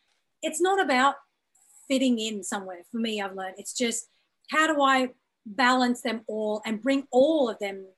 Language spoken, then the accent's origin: English; Brisbane, Queensland, Australia; moved away as an adult; also born or lived in Birmingham, United Kingdom; now in Los Angeles, United States; my identity as a South Asian woman who was born in Birmingham in the UK, raised in Australia, living in Los Angeles, my parents are from East Africa.